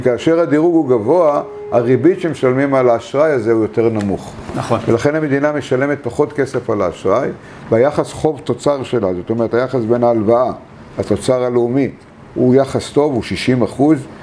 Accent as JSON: {"language": "Hebrew", "town": "Bat Yam", "region": "Tel Aviv District", "country": "Israel", "tie": "born or raised there", "also_born_or_lived": "Argentina", "said": "אנחנו באנו לבת ים והיינו, גרתי, לא שלא תאמין, בשיכון עולים, באלי כהן 16"}